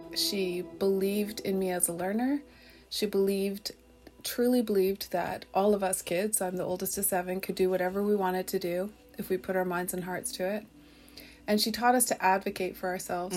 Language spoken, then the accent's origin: English; Chemainus First Nation, British Columbia, Canada; I'm from Shemanis First Nation